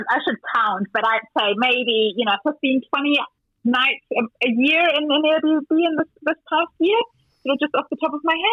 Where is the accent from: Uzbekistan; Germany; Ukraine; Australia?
Germany; moved away as an adult; also born or lived in South Africa; now in New Zealand; I'm, I'm from German originally, born and bred in Germany. I moved to New Zealand 17 years ago now, so New Zealand's home.